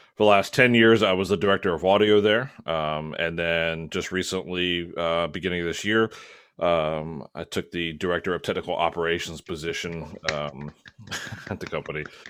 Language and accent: English; Maryland, United States; moved away; I'm originally from Maryland